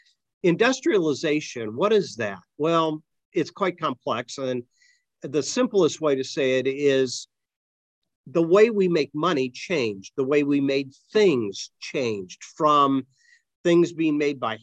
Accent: Akron, Ohio, United States; when I was growing up in Akron, the rubber industry owned the town

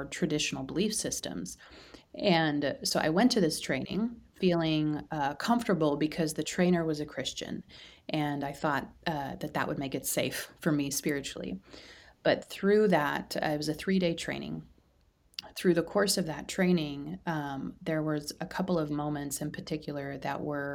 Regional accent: Midwest, United States; I live in the Midwest

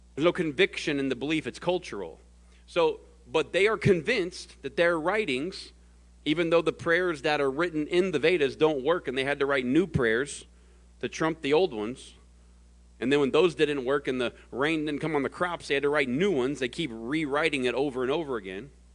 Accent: the South, United States; now in Phoenix, United States; I was born in the South.

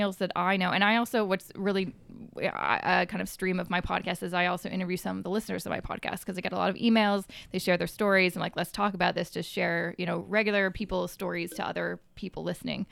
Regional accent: Coquitlam, British Columbia, Canada; moved away as an adult; also born or lived in Vancouver; now in Toronto, Canada; where I grew up was in Coquitlam, about thirty minutes outside of the city

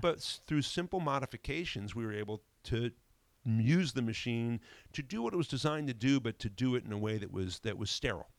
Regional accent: New Haven, Connecticut, United States; moved away as an adult; also born or lived in Vermont; now in North Adams, United States; I grew up in New Haven, the New Haven, Connecticut area.

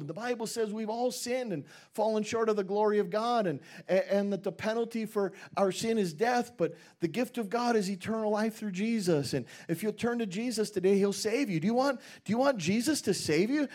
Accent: Minnesota, United States; moved away; also born or lived in Dallas, Texas; I grew up in Minnesota.

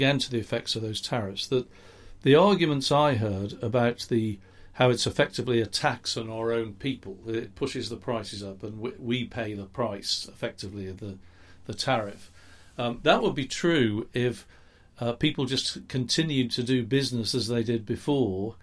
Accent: England, United Kingdom; accent: English; I'm English, you can hear that in my accent, I'm sure

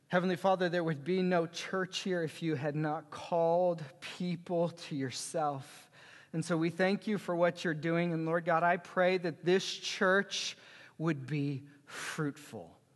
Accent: Lawrence, Kansas, United States; moved away as an adult; now in Fethiye, Turkey; I was born and raised in Lawrence, Kansas

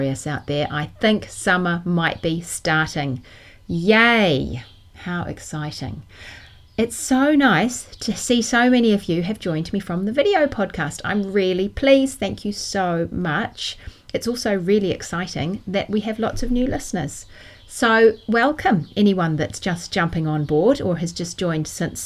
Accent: Auckland, New Zealand; moved away as an adult; also born or lived in London, United Kingdom; I grew up in New Zealand, in Auckland

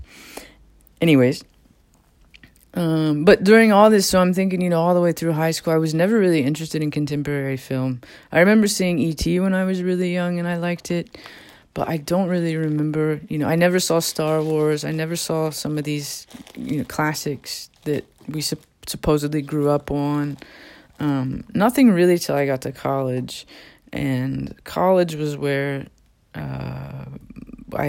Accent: Southern Ohio, United States; I grew up in Southern Ohio, and for the most part in a village

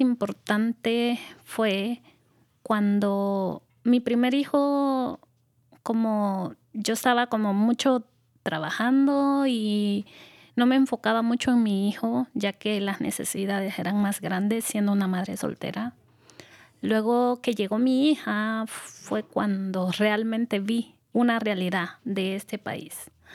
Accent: El Salvador; moved away as an adult; now in United States; yo soy originaria del Salvador

